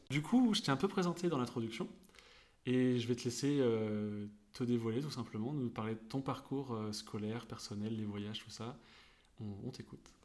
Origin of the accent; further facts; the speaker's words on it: Vendée, Pays de la Loire, France; je suis un petit Vendéen